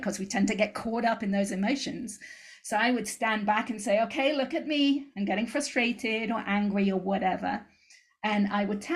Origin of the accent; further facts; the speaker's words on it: England, United Kingdom; moved away as an adult; now in United States; I moved out to the States from England when I was 21